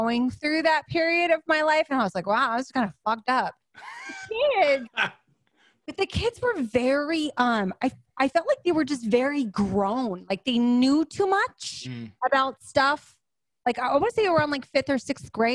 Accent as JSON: {"language": "English", "town": "San Clemente", "region": "California", "country": "United States", "tie": "born or raised there", "also_born_or_lived": "Riverside, California"}